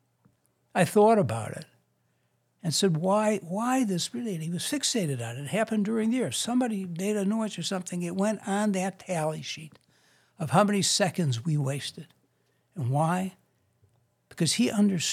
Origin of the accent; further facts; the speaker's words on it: Chicago, Illinois, United States; I grew up on the South Side and South Shore